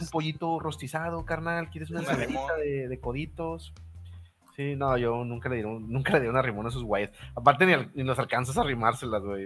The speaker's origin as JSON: {"language": "Spanish", "country": "Mexico", "said": "como mexicanos"}